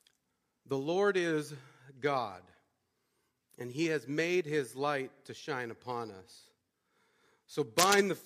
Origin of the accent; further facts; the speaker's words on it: Montana, United States; I grew up in Montana, and growing up in Montana, you get the chance to see a lot of beautiful stuff